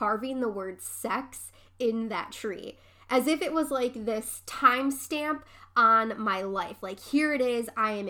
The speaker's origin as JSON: {"language": "English", "town": "Dearborn Heights", "region": "Michigan", "country": "United States", "tie": "born or raised there", "said": "the house that I grew up in Dearborn Heights"}